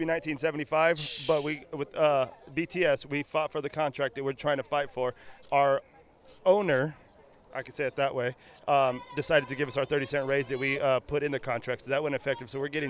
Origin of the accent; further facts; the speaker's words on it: Palmdale, California, United States; Just out here, born and raised in the Antelope Valley.